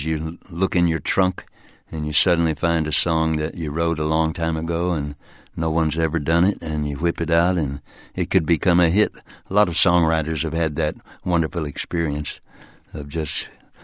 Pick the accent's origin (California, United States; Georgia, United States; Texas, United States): Texas, United States; moved away; also born or lived in Arkansas; I'm a lazy Southern guy. I was born in Arkansas and raised in Texas